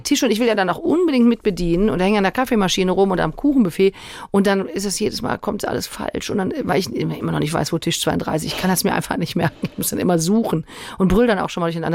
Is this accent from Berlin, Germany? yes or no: no; Cologne, North Rhine-Westphalia, Germany; ich komme ja aus Köln